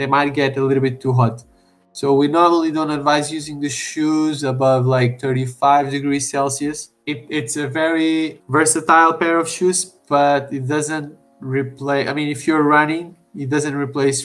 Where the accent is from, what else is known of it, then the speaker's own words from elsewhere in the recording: Portugal; I'm originally from Portugal as well.